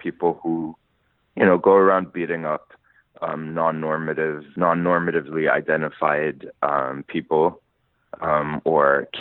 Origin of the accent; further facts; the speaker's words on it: Lebanon; moved away as an adult; now in New York, United States; I grew up in Lebanon